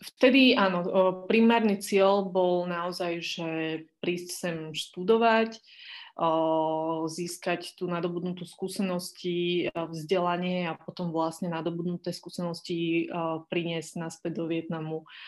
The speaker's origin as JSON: {"language": "Slovak", "country": "Slovakia", "said": "keď som sa predstavila ako niekto, kto pochádza zo Slovenska"}